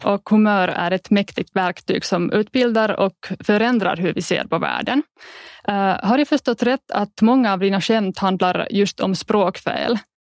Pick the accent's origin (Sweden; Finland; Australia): Finland; Lahti, Päijät-Häme; first language Finnish; Swedish is a second language; Mitt hemspråk har alltid varit finska och jag har gått skolan på finska i Lahtis